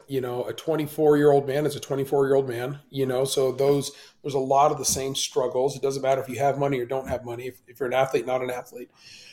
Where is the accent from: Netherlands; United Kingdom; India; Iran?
Iran; born there; moved away; I was born in Iran and I grew up Muslim.